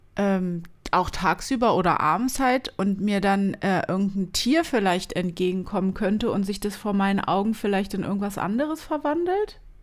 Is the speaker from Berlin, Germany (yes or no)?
yes; Berlin, Germany; first language German; wir sind Berliner